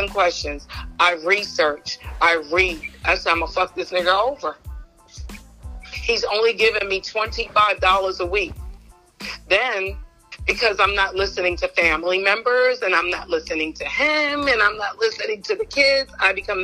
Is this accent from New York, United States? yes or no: yes; New York, United States; now in Georgia, United States; I'm from New York